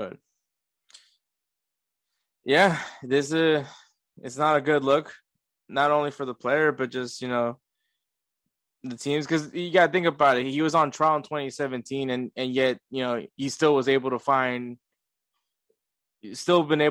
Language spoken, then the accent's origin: English; United States; we're American